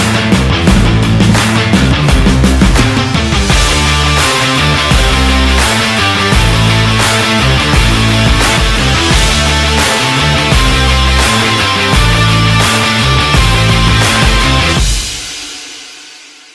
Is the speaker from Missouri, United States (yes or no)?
yes; Cuba, Missouri, United States; I'm from Cuba, Missouri originally.